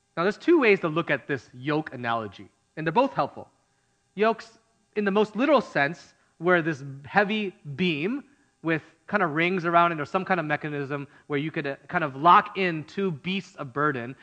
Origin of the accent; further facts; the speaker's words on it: Midwest, United States; now in California, United States; I grew up in the Midwest